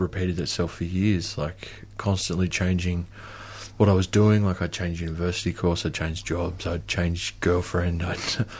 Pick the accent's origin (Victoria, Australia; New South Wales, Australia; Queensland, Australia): Queensland, Australia; So I was actually from Queensland. I think I thought that if I went back to a place where I'd felt home, that I would be home.